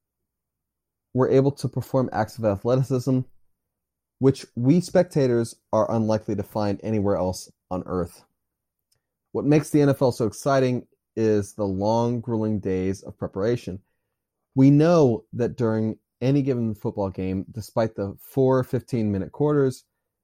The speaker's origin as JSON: {"language": "English", "region": "Maryland", "country": "United States", "said": "I'm from Maryland."}